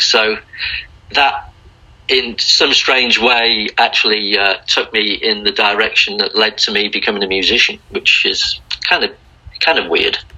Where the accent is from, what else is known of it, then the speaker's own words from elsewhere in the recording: Liverpool, North West England, United Kingdom; moved away as an adult; also born or lived in Blackpool; now in Australia; I moved from Liverpool actually when I was in my early teens to, to a place north of Liverpool called Blackpool